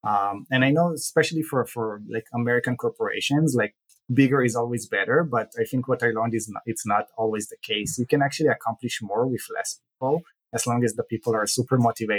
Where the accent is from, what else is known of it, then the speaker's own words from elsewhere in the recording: Israel; now in United States; Born and raised in Israel, I grew up to what I want to say a typical childhood. But after moving to the US